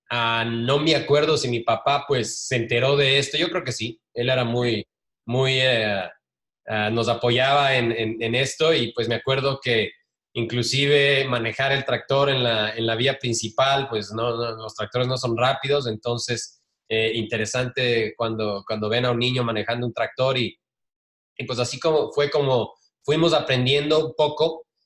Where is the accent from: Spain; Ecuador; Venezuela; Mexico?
Ecuador; también me acuerdo claramente que cuando crecimos en Ecuador hay una tradición del año viejo